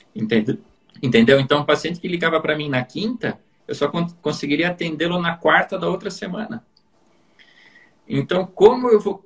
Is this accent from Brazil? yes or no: yes; interior of Santa Catarina, Brazil; moved away; sou do interior de Santa Catarina